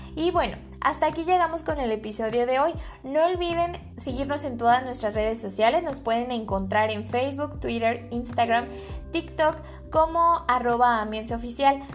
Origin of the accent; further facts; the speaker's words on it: Mexico; nosotros como mexicanos